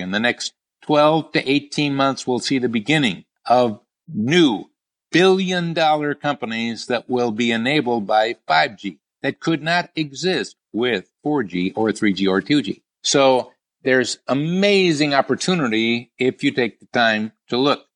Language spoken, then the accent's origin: English; Milwaukee, Wisconsin, United States; also born or lived in San Diego, California; I grew up more in the Milwaukee area